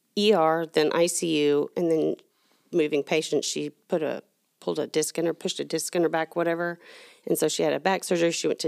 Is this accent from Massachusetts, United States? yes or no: no; Allen, Texas, United States; I grew up in Allen before it was Allen. There was a little bitty town, wasn't even on the map, literally wasn't on the map.